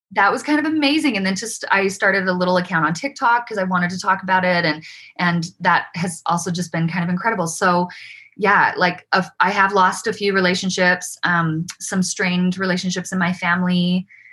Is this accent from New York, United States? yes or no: no; Provo, Utah, United States; also born or lived in Davis County, Utah; I grew up in Provo